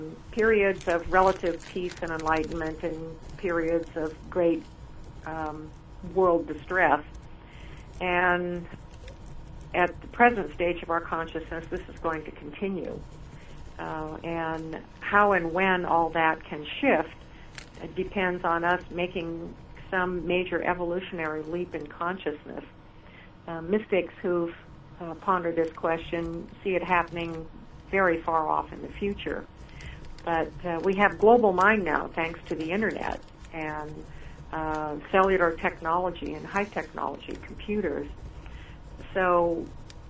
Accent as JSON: {"language": "English", "town": "Seattle", "region": "Washington", "country": "United States", "tie": "born or raised there", "moved": "yes", "said": "I grew up in Seattle, and I love the city"}